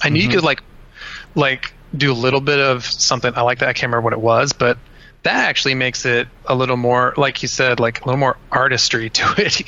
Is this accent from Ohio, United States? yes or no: yes; Cincinnati, Ohio, United States; I'm from Cincinnati, Ohio. Um, I grew up on the west side of Cincinnati